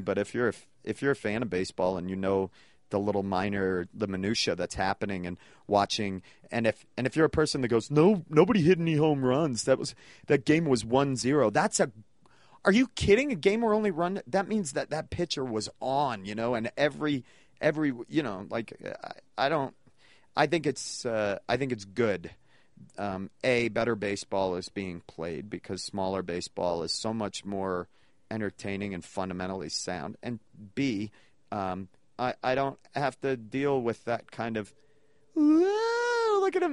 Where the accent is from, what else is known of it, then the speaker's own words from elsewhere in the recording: New England, United States; now in Denver, United States; I grew up in New England